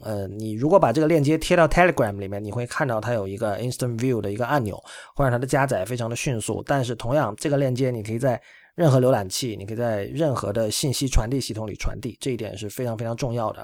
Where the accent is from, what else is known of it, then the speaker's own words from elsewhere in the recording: China; 我们中国人非常熟悉的套路